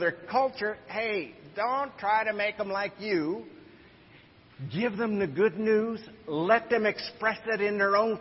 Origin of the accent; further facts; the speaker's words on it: United States; as American missionaries